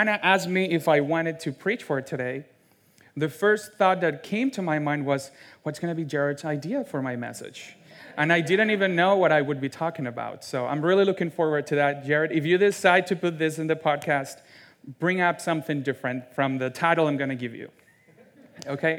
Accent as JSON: {"language": "English", "country": "Venezuela", "second_language": "English", "moved": "yes", "lives_now": "United States", "said": "I'm from Venezuela. I actually fled my home country with my two parents"}